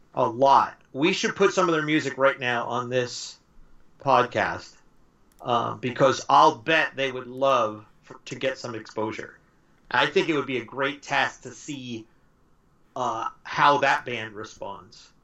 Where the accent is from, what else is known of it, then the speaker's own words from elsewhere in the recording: Los Angeles, California, United States; also born or lived in Montebello, California / South Whittier, California; I grew up in Southern California, and all my friends were Hispanic in uh, East LA. Mm-hmm. I grew up East LA, Montebello, South Whittier, those that area